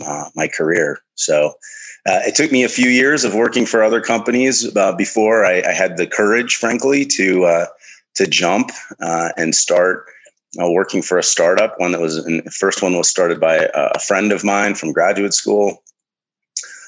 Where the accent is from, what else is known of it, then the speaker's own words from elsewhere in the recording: the Midwest of the United States, United States; I was born in the Midwest of the United States, in amongst the farm fields